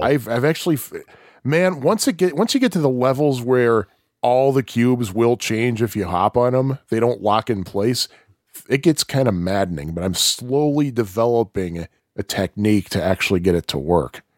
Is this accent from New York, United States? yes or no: no; Kankakee, Illinois, United States; moved away as an adult; also born or lived in Bourbonnais, Illinois; now in Chicago, United States; I was born in Kankakee, but that's because there are no hospitals in Bourbonnais